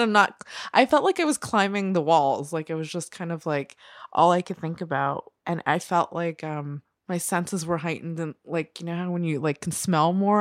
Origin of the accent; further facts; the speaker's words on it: New Jersey, United States; I grew up in New Jersey and we had sex ed